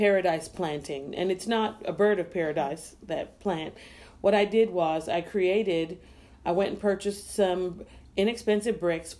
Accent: U.S. Virgin Islands; And I wanted something that reminds me of home. I'm from the Virgin Islands.

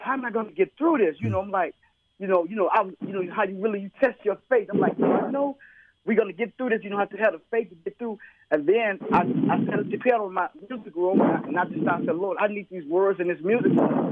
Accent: Chicago, Illinois, United States; I'm from Chicago

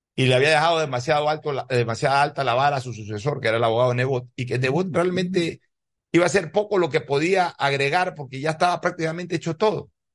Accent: Guayaquil, Guayas, Ecuador; Guayaquil no solamente que es mi ciudad natal

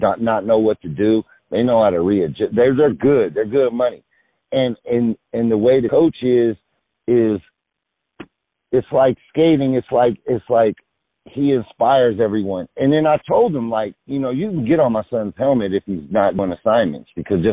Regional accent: the Bay Area, California, United States; now in Los Angeles, United States; I'm from the Bay

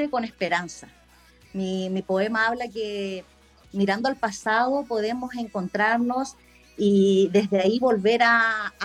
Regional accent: Antofagasta, Chile; soy de Chile, Antofagasta, precisamente.

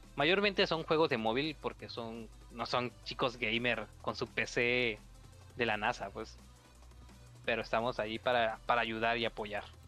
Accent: Chiapas, Mexico; aquí en mi estado, que yo soy de Chiapas

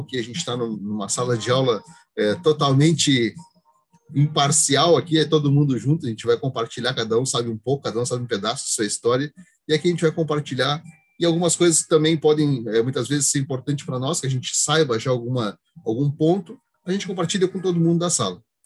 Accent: Rio Grande, Rio Grande do Sul, Brazil; Eu sou aqui de Rio Grande

